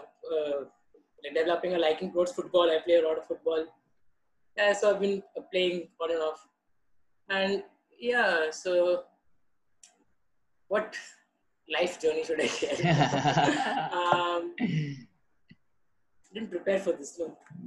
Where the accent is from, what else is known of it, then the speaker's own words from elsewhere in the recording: Mumbai, Maharashtra, India; I was born and brought up in Mumbai